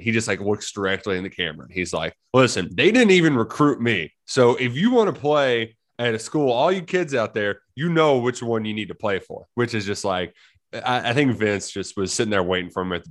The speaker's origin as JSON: {"language": "English", "town": "Frankfort", "region": "Kentucky", "country": "United States", "tie": "born or raised there", "said": "Like, I grew up in Frankfort, which is, you know, there's there's a lot of. I, I think you get some split alliances in in that county quite a bit."}